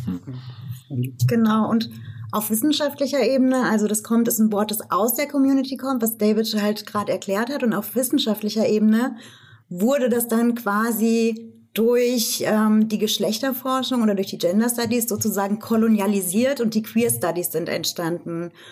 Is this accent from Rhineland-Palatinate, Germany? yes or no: no; Rhön, near Fulda, Hesse, Germany; moved away as an adult; also born or lived in Marburg / Frankfurt; Ich bin in der Rhön geboren tatsächlich, also im ländlichen Raum um Fulda ja. und bin auch dort aufgewachsen